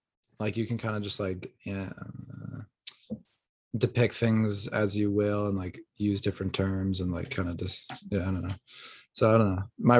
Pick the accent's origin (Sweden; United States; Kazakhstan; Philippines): Kazakhstan; Mr. Worldwide. I am from Kazakhstan.